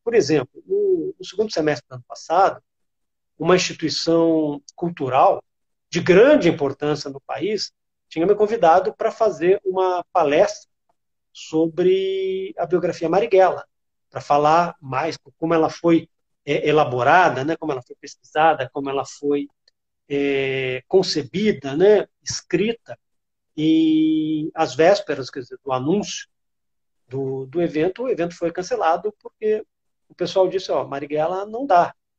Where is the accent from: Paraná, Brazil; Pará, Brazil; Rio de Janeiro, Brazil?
Rio de Janeiro, Brazil; moved away; also born or lived in interior of Rio Grande do Sul; Eu morava no, nos anos 80 no interior do Rio Grande do Sul, sou carioca, passei é, 10 anos morando no interior do Rio Grande do Sul